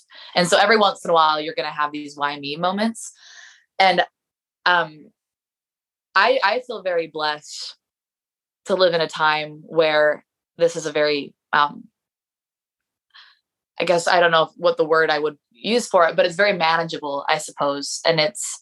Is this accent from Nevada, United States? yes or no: yes; Mesquite, Nevada, United States; now in St. George, United States; my dad drove me up here to St. George because we are from Mesquite.